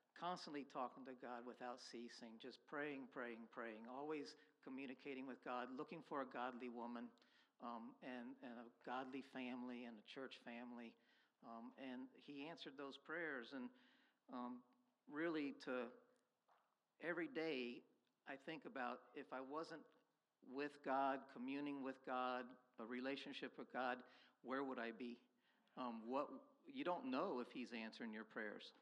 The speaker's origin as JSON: {"language": "English", "region": "Florida", "country": "United States", "tie": "born or raised there", "moved": "as an adult", "said": "I basically grew up in Florida, born and raised in Florida"}